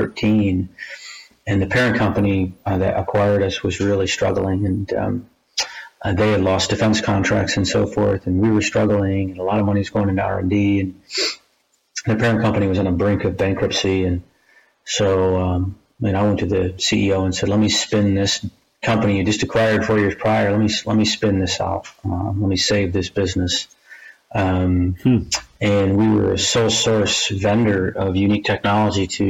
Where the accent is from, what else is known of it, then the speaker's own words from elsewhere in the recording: Michigan, United States; I grew up in Michigan, went to Michigan State University